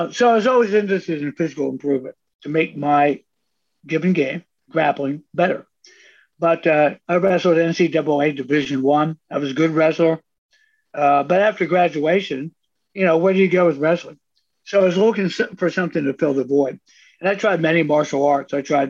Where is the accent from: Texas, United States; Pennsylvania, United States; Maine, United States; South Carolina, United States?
Pennsylvania, United States; Carlisle; And, of course, I grew up in farmland in Carlisle, Pennsylvania, and no basketball, so I never developed the skills.